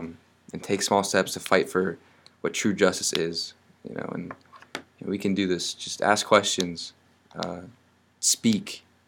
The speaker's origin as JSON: {"language": "English", "region": "West Virginia", "country": "United States", "tie": "born or raised there", "said": "We grew up in West Virginia."}